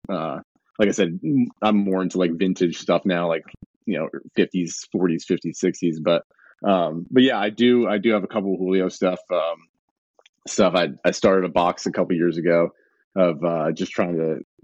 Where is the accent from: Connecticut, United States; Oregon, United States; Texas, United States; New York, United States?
New York, United States; Binghamton; we had a double A team in my hometown. The Binghamton Mets used, used to be the Binghamton Mets